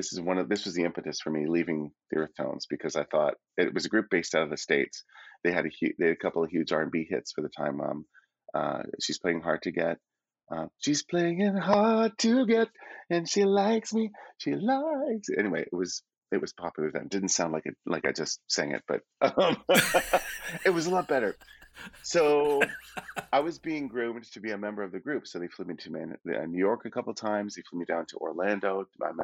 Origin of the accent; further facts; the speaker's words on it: Toronto, Ontario, Canada; born there; because I have family in Toronto, I was born in Toronto